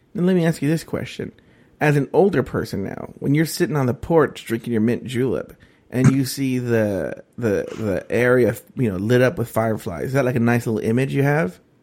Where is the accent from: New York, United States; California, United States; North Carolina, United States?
California, United States; Los Angeles; also born or lived in Orange County; I grew up in East L